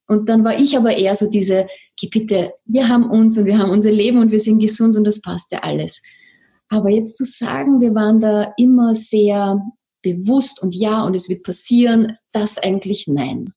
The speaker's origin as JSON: {"language": "German", "region": "Vienna", "country": "Austria", "accent": "Viennese", "said": "sitze hier in Wien, vielleicht hört man das ein bisschen an meinem Akzent"}